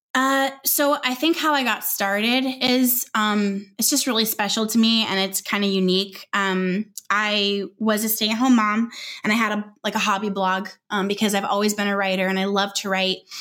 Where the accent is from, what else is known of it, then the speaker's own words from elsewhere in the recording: Southern California, United States; moved away as an adult; also born or lived in Northwest Arkansas; we're from Southern California and we were moved to Northwest Arkansas